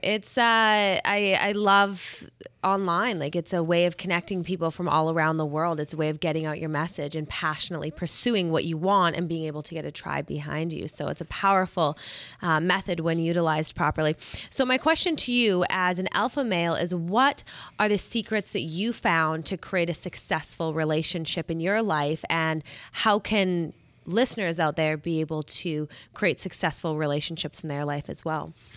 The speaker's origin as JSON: {"language": "English", "town": "Calgary", "region": "Alberta", "country": "Canada", "said": "I am from Calgary, Alberta, Canada. It's very cold there"}